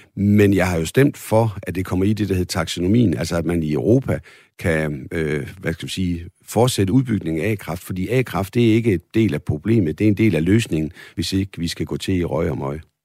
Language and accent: Danish; Holstebro, Central Denmark Region, Denmark; moved away; Det ligger i Holstebro, min gamle hjemby